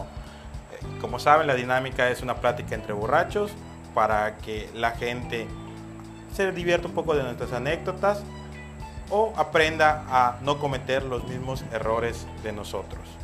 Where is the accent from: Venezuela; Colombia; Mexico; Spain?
Mexico; Yucatán; como todo bien, buen yucateco, buen mexicano